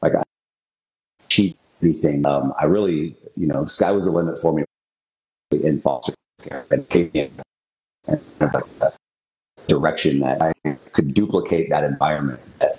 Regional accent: Portland, United States; born there; So I was born in Portland.

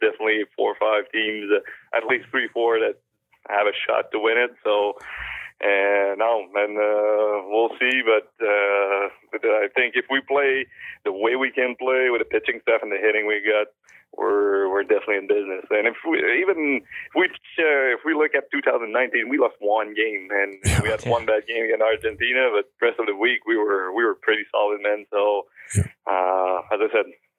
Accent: Saint-Gervais, Quebec, Canada; English is a second language; Saint-Gervais is my hometown.

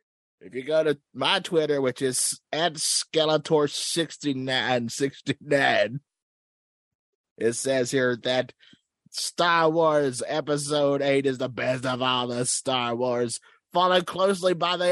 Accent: the South, United States; Is that a store? I'm from the South.

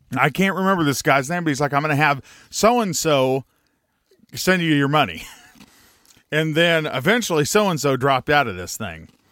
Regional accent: Pahrump, Nevada, United States; we grew up in Pahrump, Nevada

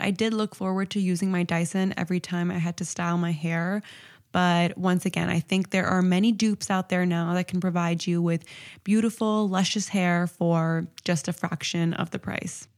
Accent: Toronto, Ontario, Canada; I'm from Toronto, and it gets really, really cold here

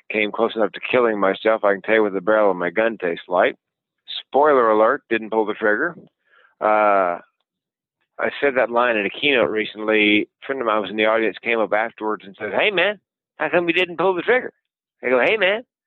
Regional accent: the South, Southern United States, United States; accent: Southern; being a Southerner

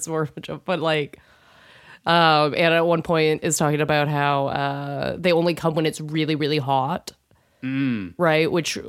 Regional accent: England, United Kingdom; We just have to, because we're English, but we got to go, okay, well, these guys are doing the right thing

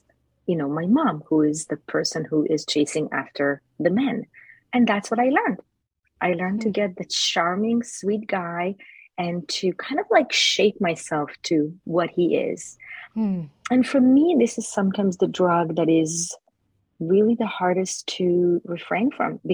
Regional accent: Jerusalem, Jerusalem District, Israel; moved away; I was born in Jerusalem, Israel.

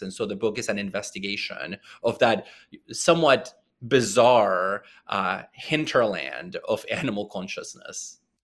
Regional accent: small town near Puerto Vallarta, Jalisco, Mexico; moved away; I grew up in Mexico in a very small town, um, near the city of Puerto Vallarta

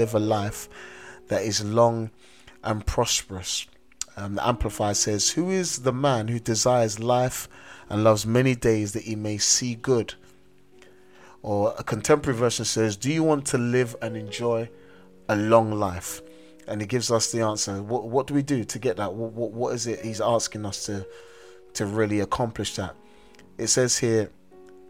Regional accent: London, United Kingdom; as a young man growing up in South London

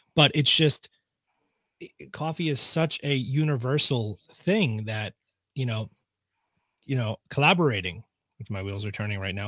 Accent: Suffern, New York, United States; I grew up in Suffern, so this is you know my town.

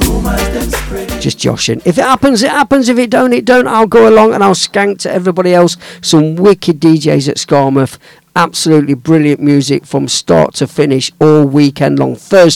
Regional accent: Midlands, United Kingdom; I'm from the Midlands

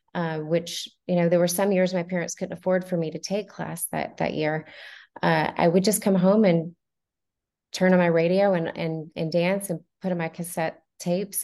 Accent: Montgomery, Alabama, United States; also born or lived in Fort Walton Beach, Florida; I was born in Fort Walton Beach, Florida, uh, but uh, I was raised in Montgomery, Alabama, uh, from the age of nine until I was 18.

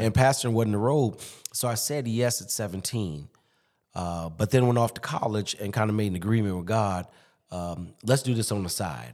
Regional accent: Chicago, Illinois, United States; moved away as an adult; also born or lived in Durham, North Carolina / Boston, Massachusetts / Springfield, Massachusetts; now in Alexandria, United States; born and raised in Chicago

